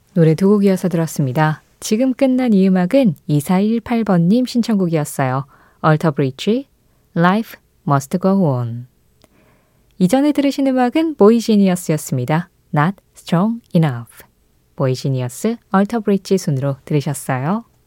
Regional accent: South Korea; 한국이라는 이 나라에 태어나서

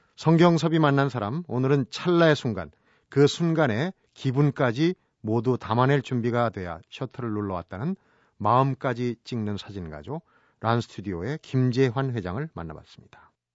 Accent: Seoul, South Korea; 저도 이제 어릴 때 서울에 자라면

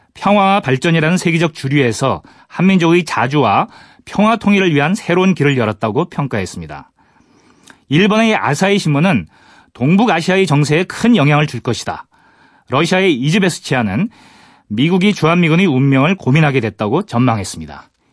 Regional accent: Gangwon, South Korea; 강원도 출신이거든요.

